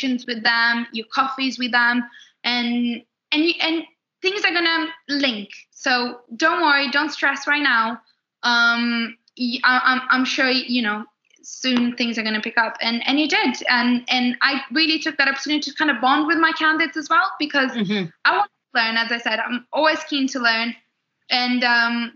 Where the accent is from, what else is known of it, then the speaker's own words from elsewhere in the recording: Brazil; English is a second language; moved away as an adult; now in London, United Kingdom; I'm from Brazil